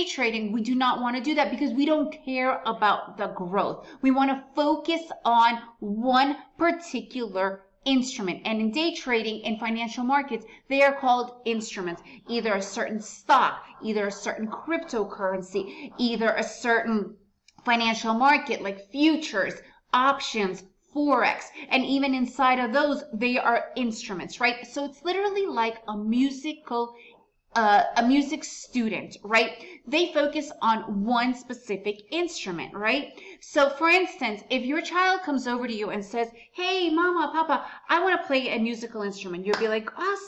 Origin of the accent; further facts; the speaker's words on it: United States; first language Russian; English is a second language; moved away as an adult; also born or lived in Soviet Union / Costa Rica; now in Antigua, Guatemala; Me and my family arrived to the United States when I was really young. So I do speak Russian. That is my mother tongue. But because I was raised in the United States, English is my main language